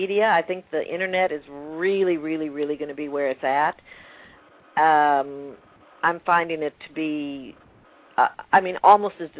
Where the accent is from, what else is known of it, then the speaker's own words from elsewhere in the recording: Texas, United States; also born or lived in Manhattan, New York / Martha's Vineyard; now in New York, United States; I grew up in Texas with an Air Force base